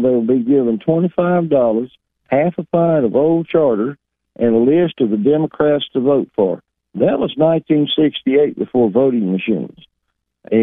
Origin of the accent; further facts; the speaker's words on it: Dyer County, Tennessee, United States; growing up in Dyer County, just about 70 miles north of you